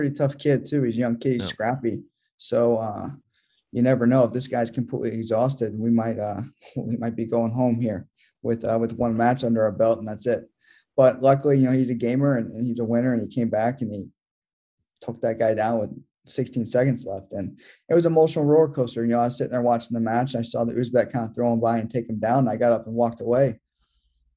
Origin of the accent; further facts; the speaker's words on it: United States; as an American